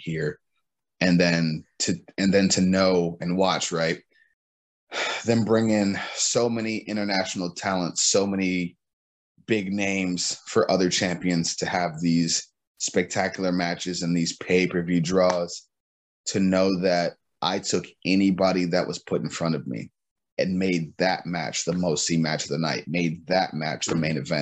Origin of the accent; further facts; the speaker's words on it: Cleveland, Ohio, United States; I'm from Cleveland, Ohio, man, so the weather is nothing new to me